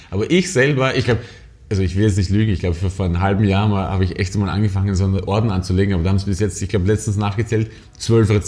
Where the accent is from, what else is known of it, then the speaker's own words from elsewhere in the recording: Austria; now in Berlin, Germany; Naja, man muss, man muss sagen, dass wir als Österreicher ja äh, total überall so einen Bonus haben.